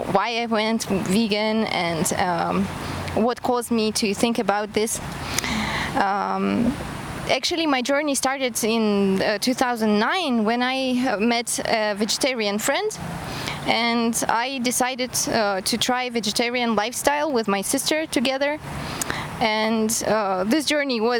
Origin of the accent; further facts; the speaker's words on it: Kazakhstan; English is a second language; moved away as an adult; also born or lived in Germany; now in Cyprus; I'm from Kazakhstan, and I moved to Cyprus 3 years ago because my husband was invited to work here